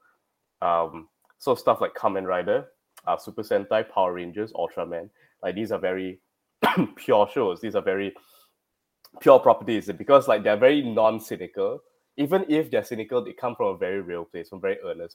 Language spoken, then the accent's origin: English; Malaysia; I'm from Malaysia.